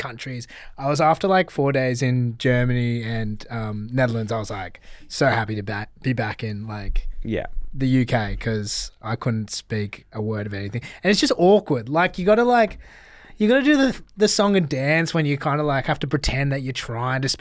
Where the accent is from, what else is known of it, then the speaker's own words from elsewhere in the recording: Australia; I was from Australia